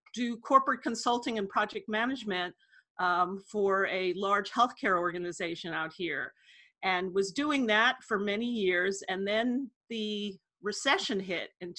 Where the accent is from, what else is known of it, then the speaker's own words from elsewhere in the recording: New York City, New York, United States; moved away as an adult; also born or lived in San Francisco; I grew up in Manhattan, and I studied journalism at NYU